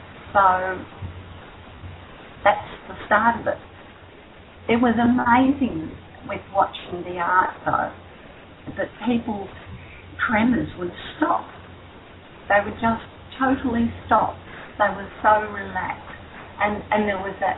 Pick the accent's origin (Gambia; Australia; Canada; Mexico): Australia; Victoria; I'm an Aussie